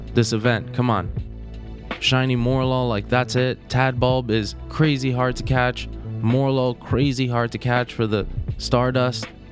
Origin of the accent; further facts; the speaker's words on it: East Coast, United States; now in Los Angeles, United States; I'm from the East Coast